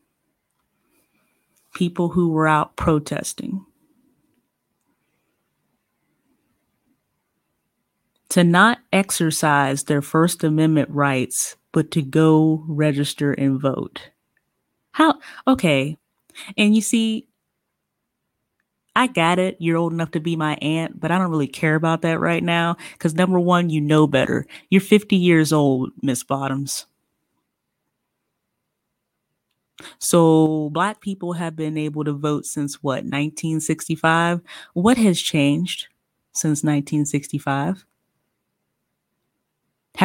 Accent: Ohio, United States; I'm not from Atlanta. I'm from Ohio

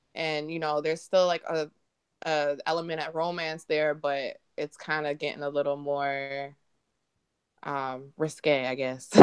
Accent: Michigan, United States; also born or lived in Reading, Pennsylvania; I've been in Michigan ever since then.

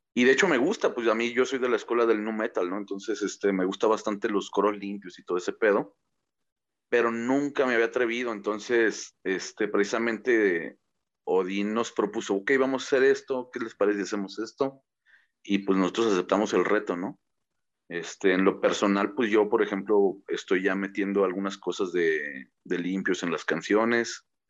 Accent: Mexico; somos mexicanos güeros o somos este morenos

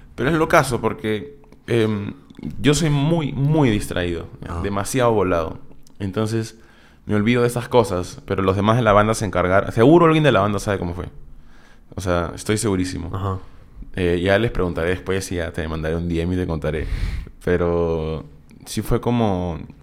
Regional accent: Peru; una banda de Perú, que éramos nosotros

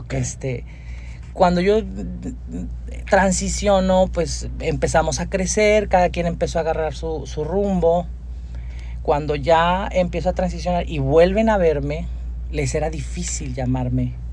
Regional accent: Monterrey, Nuevo León, Mexico; also born or lived in Durango, Mexico; yo vengo de un barrio de aquí de la, INDEP, este, barrio pesado. O sea, tu infancia fue en la INDEP. Sí, ah, yo crecí en la Risca, de hecho, o sea, más todavía al cerro.

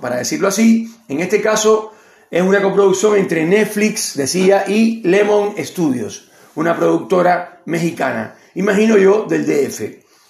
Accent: Cuba; moved away as an adult; also born or lived in Argentina; now in Neuquén, Argentina; soy cubano argentino, con mucho orgullo lo digo

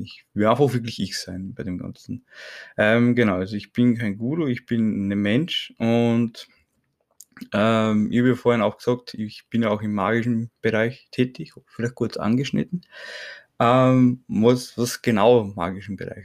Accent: Burgenland, Austria; durch meinen Akzent, ich bin aus Österreich, ne, aus dem Burgenland

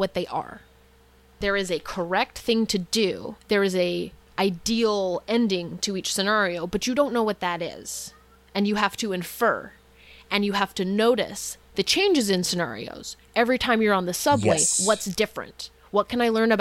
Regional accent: Utah, United States; So as a child, I grew up in Utah, very homogenous place

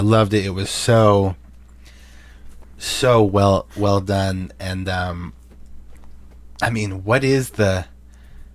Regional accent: Boston, Massachusetts, United States; Now we're all from Boston here. We're all from New England

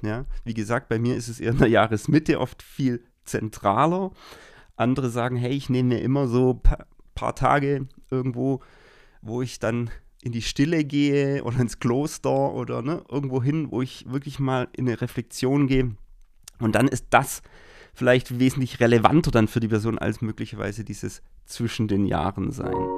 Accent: Baden-Württemberg, Germany; bei uns in Baden-Württemberg sind dann zum Beispiel diese Pfingstferien

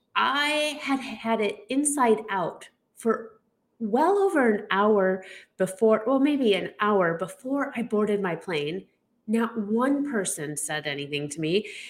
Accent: Chicago, Illinois, United States; I am from the Chicago area

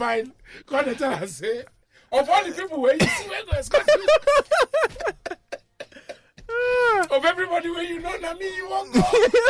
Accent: Nigeria; I'm a Nigerian. I also work for the government.

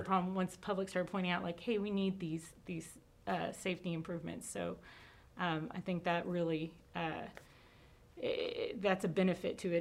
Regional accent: College Station, Texas, United States; born or raised there

